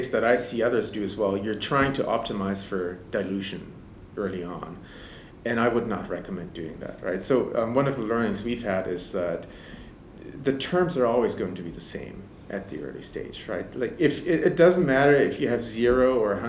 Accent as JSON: {"language": "English", "country": "Germany", "accent": "German", "second_language": "English", "said": "you can probably tell I'm German by my accent"}